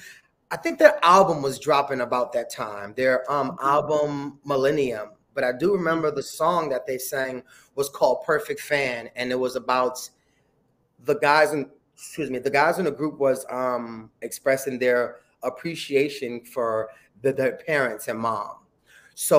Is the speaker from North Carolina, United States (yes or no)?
no; New York City, New York, United States; also born or lived in Harlem; Born and raised in the Bronx, yes. And I live in Harlem now